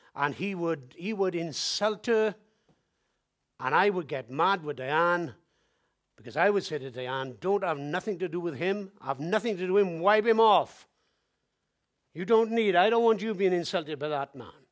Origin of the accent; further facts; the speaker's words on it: Wales, United Kingdom; I'm from Wales